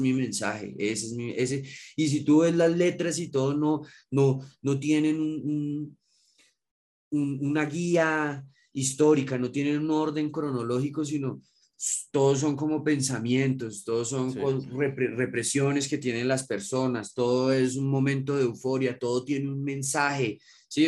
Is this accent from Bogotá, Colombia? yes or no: yes; Bogotá, Colombia; nosotros somos de acá de Bogotá